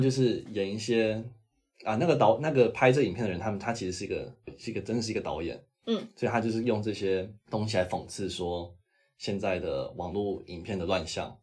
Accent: Taiwan

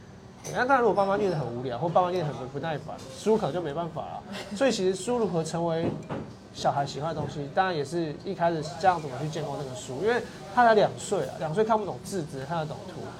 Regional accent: Kaohsiung, Taiwan; moved away as an adult; now in Taipei, Taiwan; 身为高雄人，

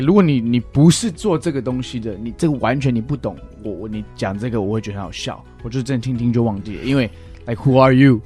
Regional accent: United States; Chinese is a second language; moved away as an adult; now in Taiwan; 我是一个歌手、音乐人，然后我从小在美国长大，是。但是现在我住在台湾了

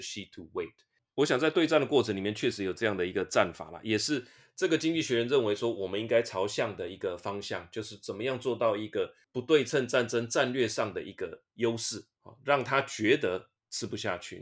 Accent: Taiwan; 我们活在台湾 身为台湾人

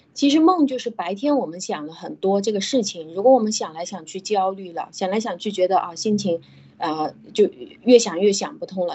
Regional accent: China; 我们中国

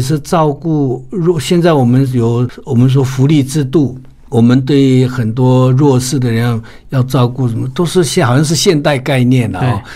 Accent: Taiwan; 我们卑南族，我的部落的

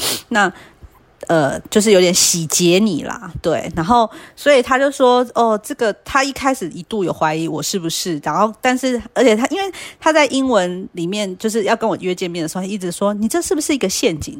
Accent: Taiwan; 我们就是台湾人不会想说要

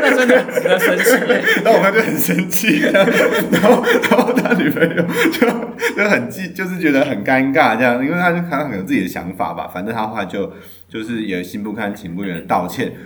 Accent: Tainan, Taiwan; 因为我是台南人，所以我们有个那个汤德章的纪念公园

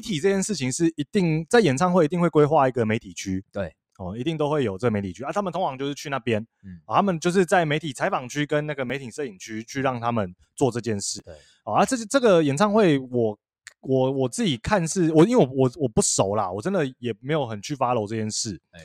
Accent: northern Taiwan, Taiwan; 我北部人

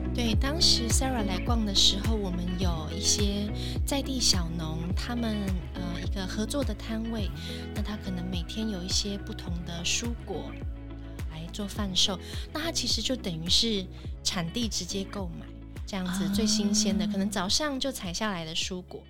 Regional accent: Hualien County, Taiwan; moved away as an adult; now in Taipei, Taiwan; 我是本地人，而且我从小在花莲长大，我甚至连大学都是念花莲的大学

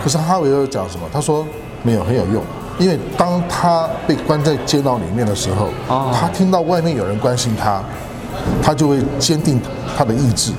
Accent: Taiwan; 我们台湾人呢，也是华人嘛

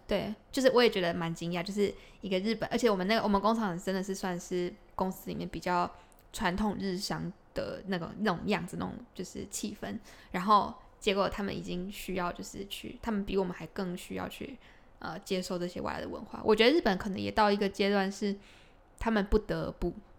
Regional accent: Taiwan; 我们台湾的热情就是会多很多

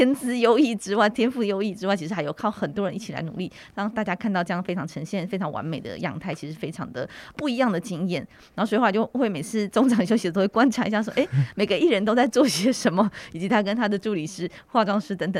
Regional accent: Miaoli County, Taiwan; 我在客家庄长大，我在苗栗长大嘛，所以我的台语和客语其实都非常的不好，就是可以听

